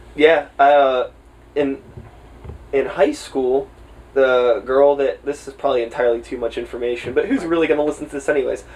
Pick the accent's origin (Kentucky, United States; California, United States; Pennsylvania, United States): Pennsylvania, United States; Swissvale; I grew up in Swissvale